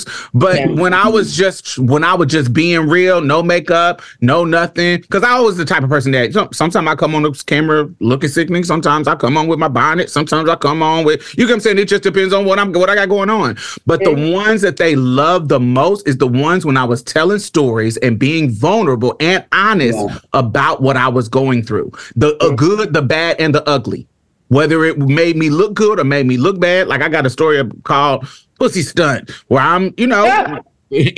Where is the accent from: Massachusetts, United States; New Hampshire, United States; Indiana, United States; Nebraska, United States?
Indiana, United States; Indianapolis